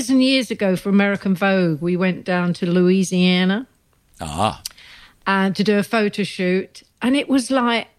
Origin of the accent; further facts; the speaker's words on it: London, United Kingdom; I'm from Neasden